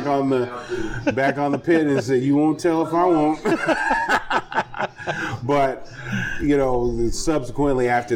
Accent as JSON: {"language": "English", "town": "Aurora", "region": "Colorado", "country": "United States", "tie": "born or raised there", "also_born_or_lived": "Lake City, South Carolina", "moved": "yes", "said": "I grew up in Aurora, Colorado"}